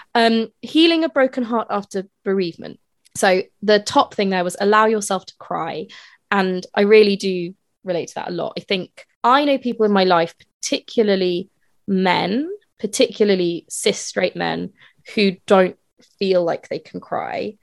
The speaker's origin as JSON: {"language": "English", "town": "Edinburgh", "region": "Scotland", "country": "United Kingdom", "moved": "as an adult", "said": "I'm from Edinburgh mm. and I moved away from Edinburgh when I was 18, but I obviously still go back there to visit family"}